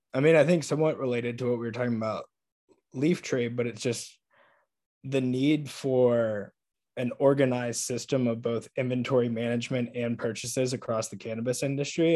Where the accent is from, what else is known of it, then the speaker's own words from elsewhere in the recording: Atlanta, Georgia, United States; moved away; I'm from Atlanta